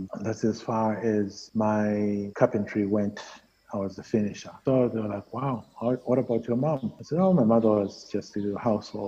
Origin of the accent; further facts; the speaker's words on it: Zimbabwe; moved away as an adult; I said, Zimbabwe.